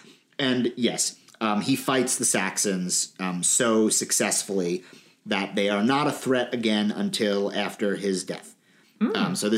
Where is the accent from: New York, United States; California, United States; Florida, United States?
New York, United States; Long Island; I'm also from Long Island